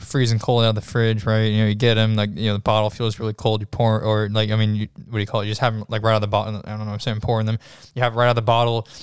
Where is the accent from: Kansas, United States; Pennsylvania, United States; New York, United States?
New York, United States; I'm from I'm from New York.